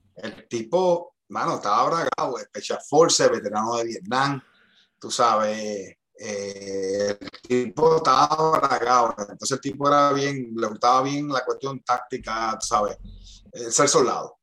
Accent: Bayamón, Puerto Rico; moved away as an adult; also born or lived in North Carolina; un chamaquito de Bayamón, tú sabes, este, nada, me crié en una organización en Riverview

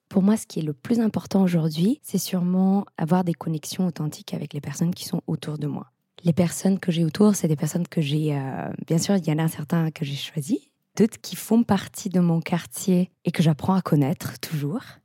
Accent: Italy; moved away; also born or lived in Netherlands; je suis italienne

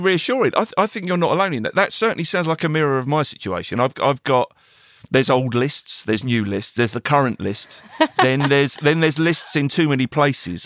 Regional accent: England, United Kingdom; being an Englishman

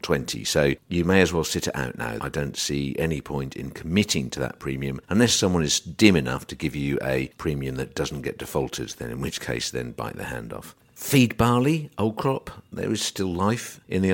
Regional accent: England, United Kingdom; as English people

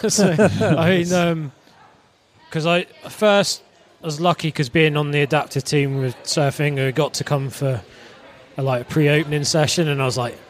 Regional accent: Cornwall, South West England, United Kingdom; I grew up in Cornwall, so I was in the water a lot anyway.

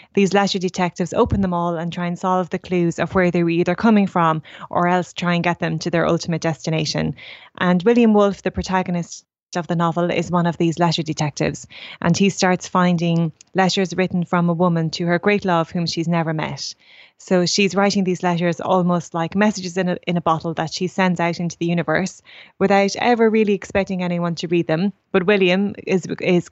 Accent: Portlaoise, Leinster, Ireland; I grew up in Portlaoise

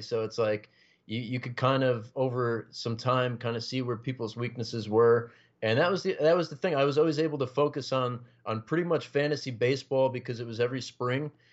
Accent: Passaic County, New Jersey, United States; I've been uh, born and raised in New Jersey, uh, you know, North Jersey, Passaic County, lived here my whole life

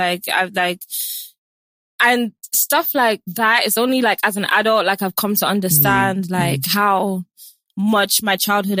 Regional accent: London, United Kingdom; moved away as an adult; also born or lived in New York, United States; now in Nigeria; I was born in London, born and raised in London. Then I got sent here when I was 13.

